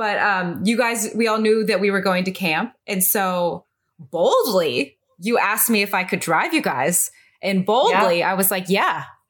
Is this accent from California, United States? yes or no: yes; Fresno, California, United States; moved away as an adult; also born or lived in Western New York; I am from Fresno, California. Grew up in Fresno, California, went to college in California at Pepperdine University, and then was drafted to Western New York in 2015.